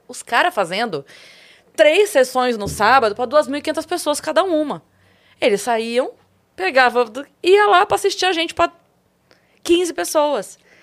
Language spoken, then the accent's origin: Portuguese; Sorocaba, São Paulo, Brazil; eu sou de Sorocaba